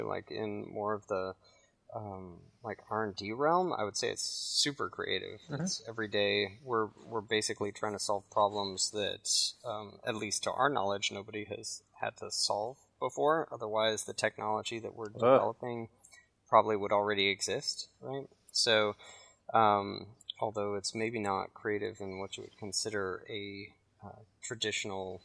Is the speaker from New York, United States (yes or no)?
no; Shaker Heights, Ohio, United States; moved away as an adult; also born or lived in California / Virginia; I grew up in Shaker Heights, Ohio, with Taylor